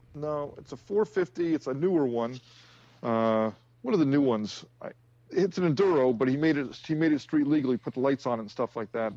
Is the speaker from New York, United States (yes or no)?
no; New Jersey, United States; moved away; Which is where I grew up. I'm, I'm, I'm, I'm fr-, from Jersey